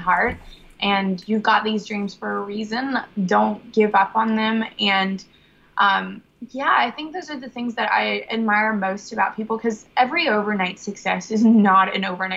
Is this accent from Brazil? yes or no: yes; Brazil; I was born in Brazil